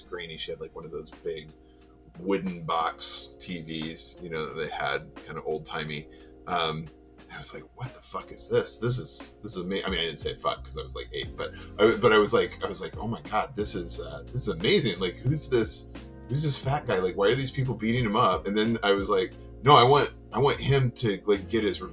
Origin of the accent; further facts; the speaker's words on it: Lexington, North Carolina, United States; I grew up in Lexington, North Carolina, which is about 45 minutes north of Charlotte